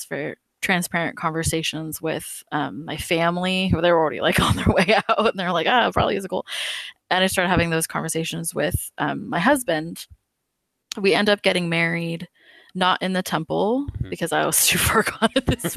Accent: California, United States; now in Oklahoma, United States; I'm from California.

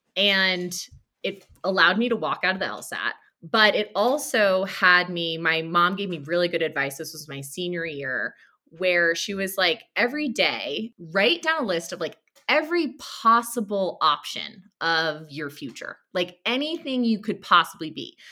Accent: Connecticut, United States; I grew up in Connecticut, an hour outside of Manhattan

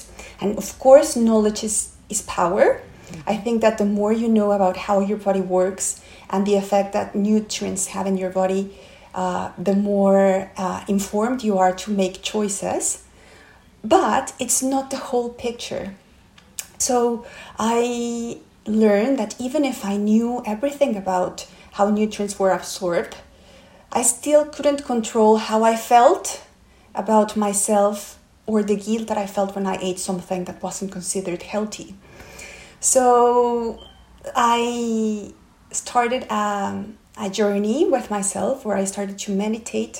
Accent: Mexico City, Mexico; moved away as an adult; also born or lived in Brazil; now in London, United Kingdom; I'm from Mexico City

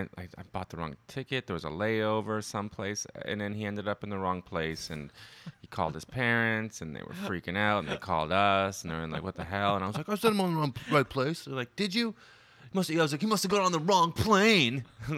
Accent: Ottawa, Ontario, Canada; I'm from Ottawa, you know, just a friendly Canadian boy

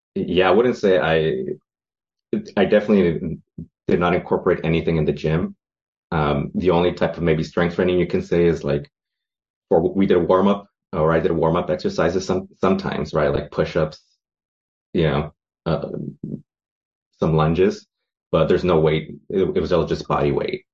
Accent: San Francisco, California, United States; I am from San Francisco, California, over in the foggy uh, Presidio

